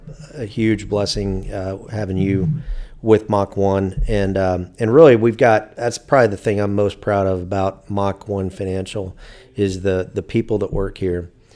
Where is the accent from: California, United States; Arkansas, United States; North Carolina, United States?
Arkansas, United States; Fort Smith; I grew up down in Fort Smith, Arkansas, and had a Air National Guard base in town.